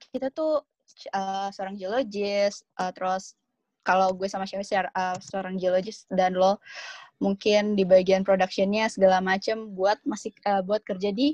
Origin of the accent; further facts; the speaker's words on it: Indonesia; Kalau gue sih uh, nambahinnya dari sini Indonesia sendiri, gue dari Indonesia sendiri ini kan